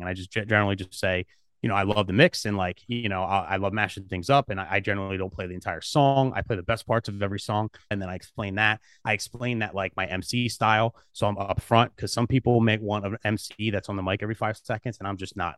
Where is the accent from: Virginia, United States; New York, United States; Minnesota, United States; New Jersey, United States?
New Jersey, United States; South Jersey, I'm from South Jersey.